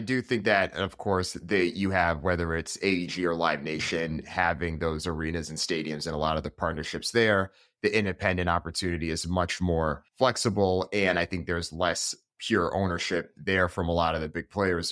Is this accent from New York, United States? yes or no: no; Hartford, Connecticut, United States; I grew up in Hartford, Connecticut